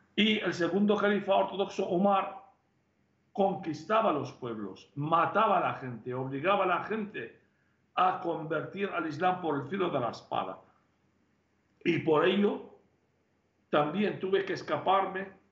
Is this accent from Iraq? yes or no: yes; Tel Keppe, Nineveh, Iraq; now in Spain; en mi pueblo mismo, Teleskev destruyó todo el pueblo, mató casi 70 personas de mi propia familia